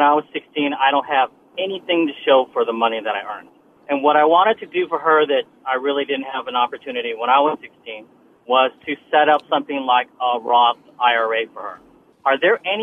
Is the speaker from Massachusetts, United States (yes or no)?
no; Houston, Texas, United States; I'm from Houston